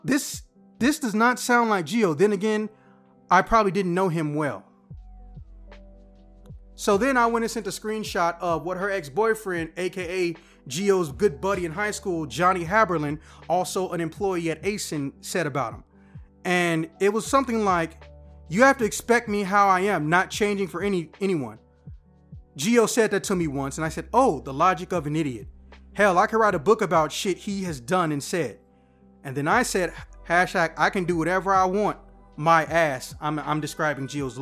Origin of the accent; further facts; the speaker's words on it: Chicago, Illinois, United States; I am from Chicago